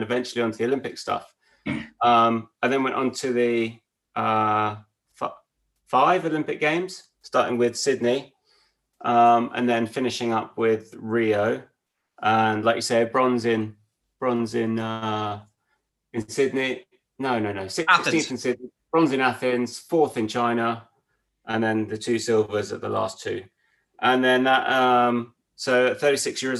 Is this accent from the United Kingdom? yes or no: yes; Peterborough, East of England, United Kingdom; I grew up in Peterborough